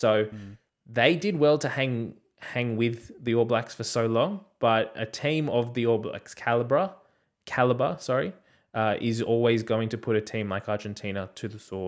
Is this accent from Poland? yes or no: no; Australia; for once it's good to be able as an Australian fan to sit back and watch New Zealand play